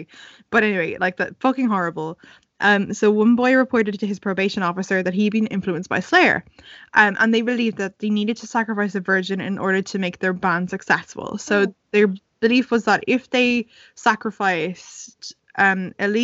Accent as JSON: {"language": "English", "country": "Ireland", "said": "We're Irish"}